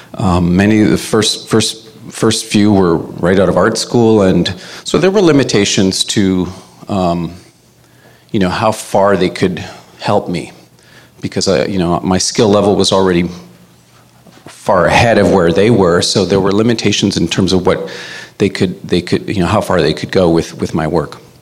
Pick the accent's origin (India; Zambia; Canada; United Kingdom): Canada; Winnipeg, Manitoba; now in Toronto, Canada; I'm Cree. I'm from Winnipeg. I've uh, been living in uh, Toronto for about 30 years